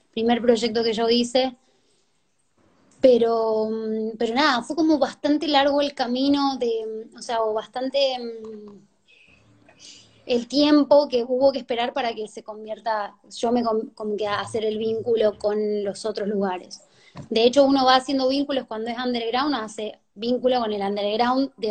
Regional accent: Jujuy, Argentina; also born or lived in Tucumán; cuando yo llegué de, de Jujuy, de Tucumán hacia acá, ya en Tucumán ya había cierto underground conectado con el de acá en el reggaetón

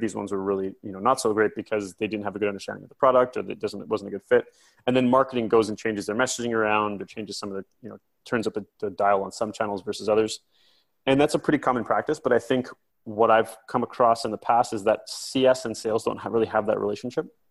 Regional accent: near Silicon Valley, California, United States; also born or lived in Vancouver, Canada; now in London, United Kingdom; I grew up in, in California, I grew up near Silicon Valley, and I then spent the last 10 years in Vancouver, Canada

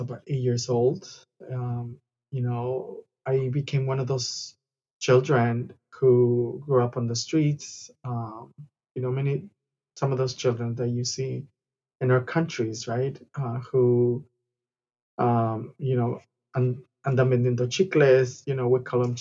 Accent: Guadalajara, Jalisco, Mexico; now in Los Angeles, United States; I'm originally from Guadalajara, Mexico. I was born and raised in Guadalajara

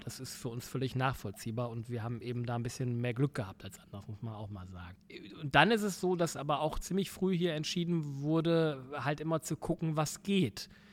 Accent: Essen, North Rhine-Westphalia, Germany; moved away; ich komme aus dem Pott

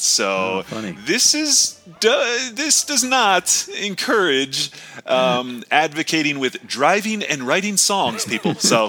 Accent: Connecticut, United States; growing up in Connecticut

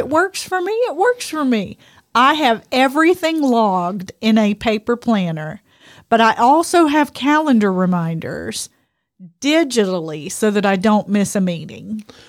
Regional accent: Louisiana, United States; we're from Louisiana

